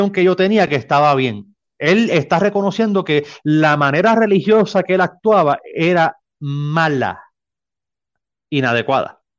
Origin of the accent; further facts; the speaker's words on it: Mexico; mí es, un honor compartir con gente de mi tierra. Aquí estoy rodeado de mexicanos.